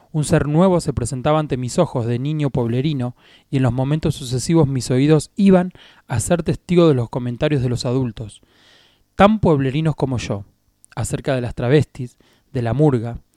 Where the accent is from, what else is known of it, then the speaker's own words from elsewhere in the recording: Lobos, Buenos Aires Province, Argentina; Fue para los Corsos, en la calle 9 de Julio, en Lobos, mi ciudad natal.